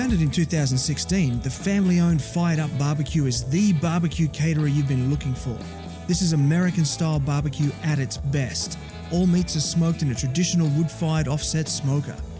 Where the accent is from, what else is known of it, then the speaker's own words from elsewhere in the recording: Gold Coast, Queensland, Australia; I'm from the Gold Coast of Australia